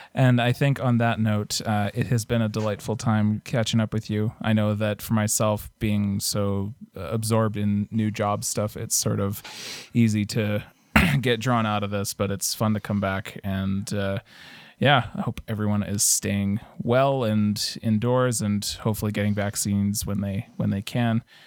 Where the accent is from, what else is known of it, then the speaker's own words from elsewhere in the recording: Canada; as a Canadian